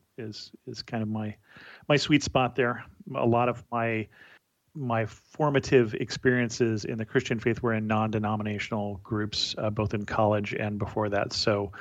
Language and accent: English; Salinas, California, United States; I grew up in California, in rural California, in Salinas, which is an ag town